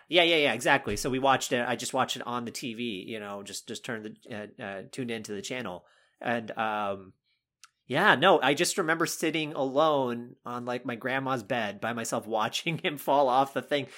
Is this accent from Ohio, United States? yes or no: no; North Carolina, United States; moved away; I grew up in North Carolina